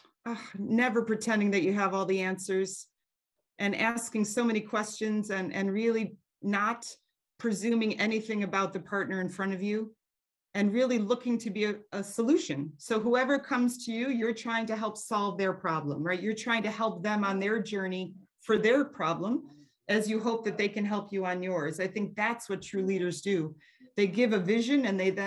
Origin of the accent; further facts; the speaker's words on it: United States; moved away as an adult; also born or lived in Eastern and Southern Africa; I am American